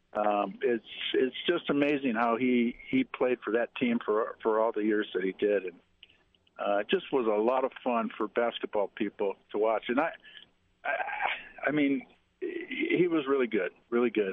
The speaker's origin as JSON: {"language": "English", "town": "Detroit", "region": "Michigan", "country": "United States", "said": "I'm from Detroit"}